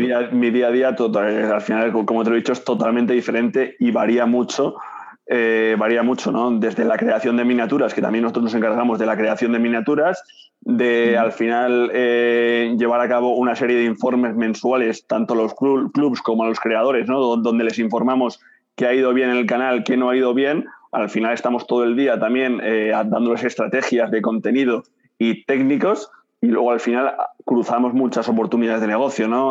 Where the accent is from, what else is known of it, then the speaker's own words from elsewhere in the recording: Madrid, Community of Madrid, Spain; moved away as an adult; also born or lived in Barcelona; Yo soy de Madrid, yo soy de Madrid